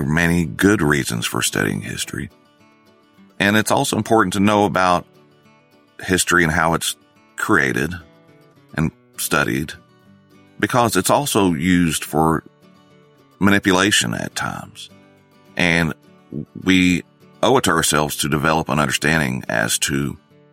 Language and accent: English; North Texas, United States; growing up in North Texas, in a rural area